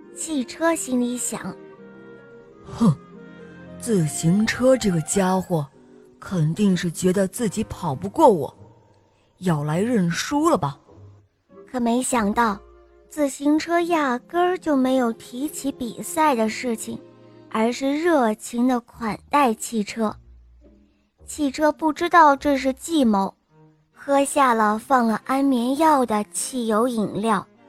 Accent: Shenzhen, Guangdong, China; 我今年五岁了，我来自深圳

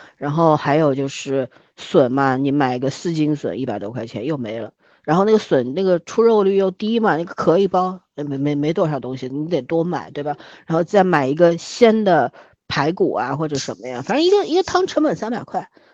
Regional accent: Shanghai, China; 我们上海这边

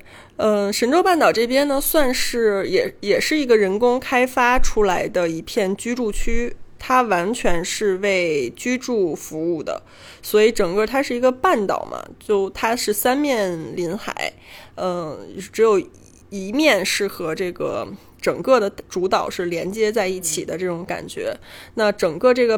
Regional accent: Beijing, China; 对于北京人来说好难得呀，就是咱们很少有那种说遇到老乡的感觉。

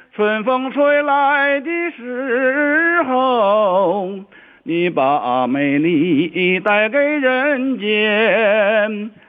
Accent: Changchun, Jilin, China; 我是长春人呐，长春市的

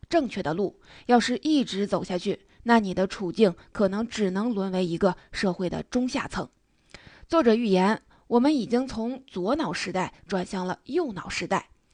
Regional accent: China; 以前我们中国人肯干活儿不怕苦，不怕累

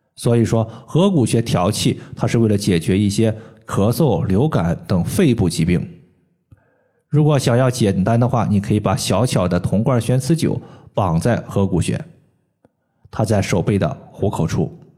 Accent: Henan, China; moved away; 我老家呢是在河南

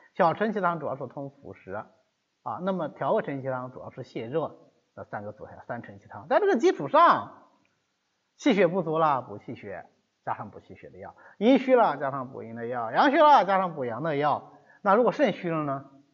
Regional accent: China; 我们中国人的一个习惯

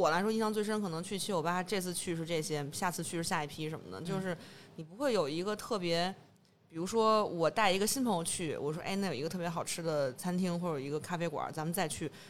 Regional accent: Beijing, China; accent: Beijing; 我作为一北京人，我可能小时候在朝阳区长大，然后后来都在东城待的比较多。

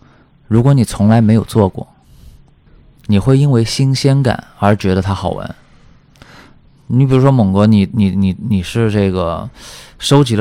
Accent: Shanghai, China; 我从小是在上海出生的，包括后来工作也是在大城市。

